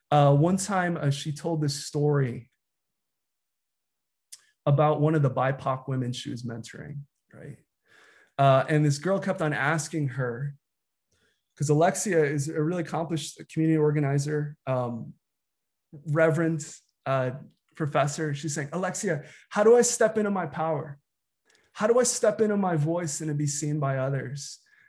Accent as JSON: {"language": "English", "country": "United States", "said": "You know, I'm a Filipino American pastor. I've grown up in predominantly white spaces."}